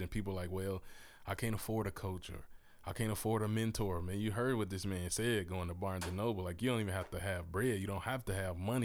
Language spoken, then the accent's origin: English; Mississippi, United States; moved away as an adult; also born or lived in Memphis, Tennessee / Texas; now in Oklahoma, United States; I was born in Memphis, Tennessee. So I'm a Southern product of, uh, from the heart of the South. I grew up in Mississippi, raised there with my family